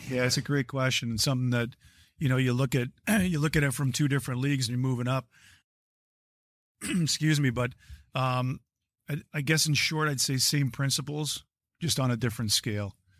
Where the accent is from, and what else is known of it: Hamilton, Ontario, Canada; born or raised there